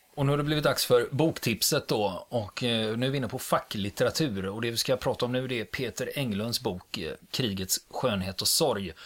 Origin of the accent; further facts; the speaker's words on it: Sweden; vi svenskar